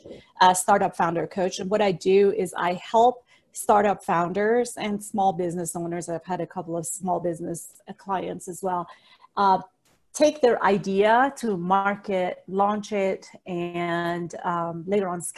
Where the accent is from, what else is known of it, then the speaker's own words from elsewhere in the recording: Iran; moved away as an adult; also born or lived in Pacific Northwest / Singapore / Chicago; now in United States; I was born and raised in the Middle East in the country of Iran. And I moved to the United States when I was 18 years old